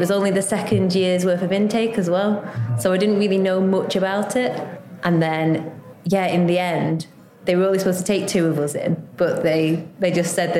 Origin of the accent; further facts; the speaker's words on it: Lancashire, North West England, United Kingdom; moved away as an adult; also born or lived in London; now in Staines, United Kingdom; I'm originally from Lancashire. I came down to London to do a degree in biochemistry.